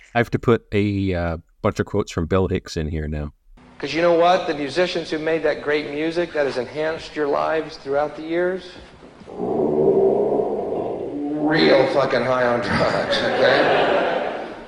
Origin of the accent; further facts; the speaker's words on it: Canada; I'm Canadian